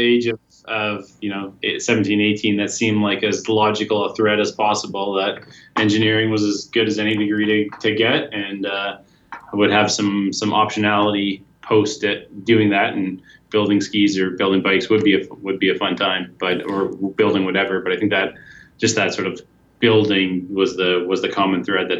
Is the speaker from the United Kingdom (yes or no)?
no; Collingwood, Ontario, Canada; also born or lived in Hamilton, Ontario; I grew up in Collingwood and then went to school at it's McMaster University in Hamilton